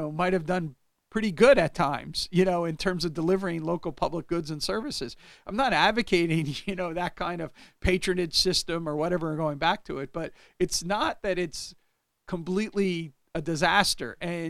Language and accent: English; Clark, New Jersey, United States; also born or lived in Rahway; I grew up in Clark Rahway, right on the border.